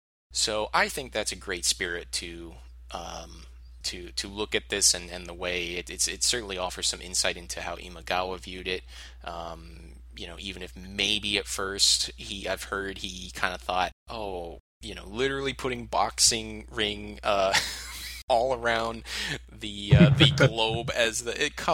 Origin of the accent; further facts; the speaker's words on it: United States; as a American viewer